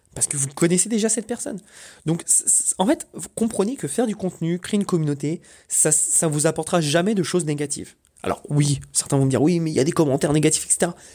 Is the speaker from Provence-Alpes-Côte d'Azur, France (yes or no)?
no; Paris, Île-de-France, France; moved away; also born or lived in Corsica; moi je suis corse, d'origine corse. je grandis toute ma vie à Paris